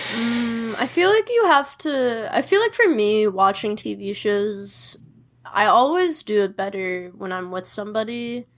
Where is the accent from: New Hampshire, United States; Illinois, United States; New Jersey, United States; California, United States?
Illinois, United States; Chicago; I grew up in Chicago, like in a city